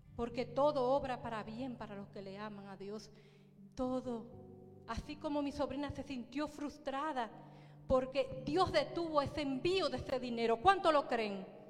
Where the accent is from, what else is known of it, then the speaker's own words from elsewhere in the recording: Baní, Peravia, Dominican Republic; en Baní, en la República Dominicana, un pueblecito llamado Baní, de donde yo soy